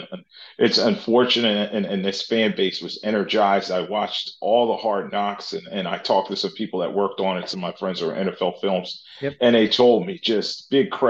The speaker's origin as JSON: {"language": "English", "town": "Philadelphia", "region": "Pennsylvania", "country": "United States", "tie": "born or raised there", "said": "growing up in Philadelphia"}